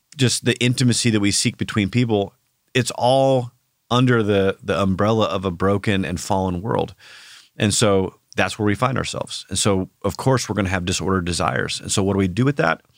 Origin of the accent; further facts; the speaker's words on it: Iowa, United States; now in Oklahoma, United States; I grew up in Iowa, so we, we have, it's basically Oklahoma North